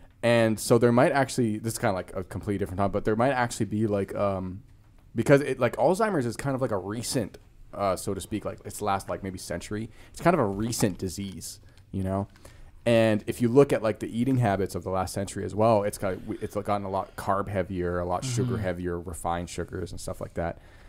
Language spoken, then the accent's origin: English; Vancouver, British Columbia, Canada; now in Los Angeles, United States; when I grew up in Vancouver